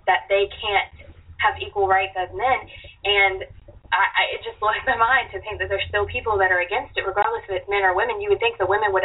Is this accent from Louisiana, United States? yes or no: yes; New Orleans, Louisiana, United States; I grew up in the Gulf of Mexico and New Orleans